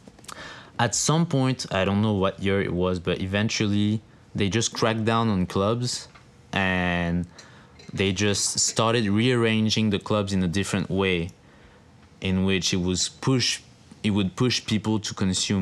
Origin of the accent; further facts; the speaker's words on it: France; moved away; in France, like, there's a club in my hometown that plays really good house music